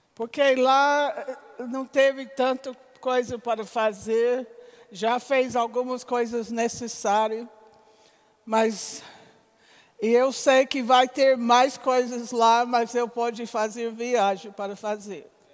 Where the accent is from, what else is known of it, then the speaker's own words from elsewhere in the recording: United States; Portuguese is a second language; moved away as an adult; now in Campina Grande, Brazil; sendo americano